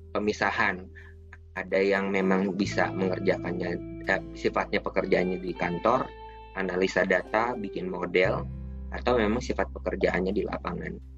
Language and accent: Indonesian; West Java, Indonesia; padahal saya aslinya orang Sunda gitu kan ya.